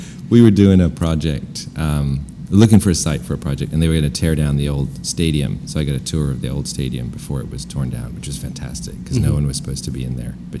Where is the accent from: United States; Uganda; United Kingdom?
United Kingdom; London; moved away as an adult; I moved here when I was 25.